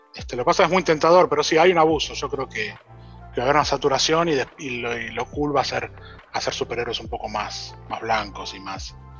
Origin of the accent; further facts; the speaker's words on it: Argentina; Que todos nos cuesta el triple pero como los argentinos mismos